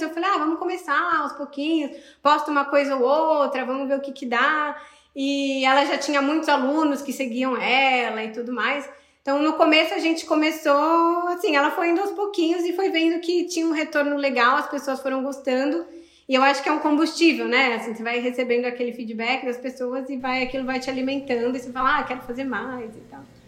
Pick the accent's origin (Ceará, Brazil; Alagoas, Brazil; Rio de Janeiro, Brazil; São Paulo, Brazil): São Paulo, Brazil; Sorocaba; moved away as an adult; now in Brussels, Belgium; Eu sou de Sorocaba, em São Paulo